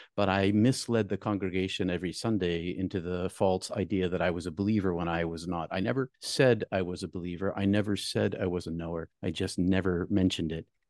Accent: New England, United States; I'm from New England

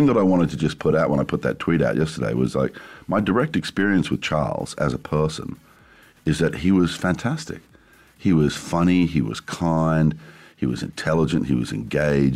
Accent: Wellington, New Zealand; I was born in Wellington, New Zealand.

